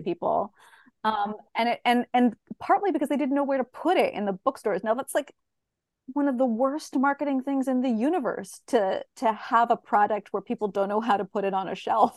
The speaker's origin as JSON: {"language": "English", "town": "Bolinas", "region": "California", "country": "United States", "tie": "born or raised there", "said": "I grew up in Bolinas"}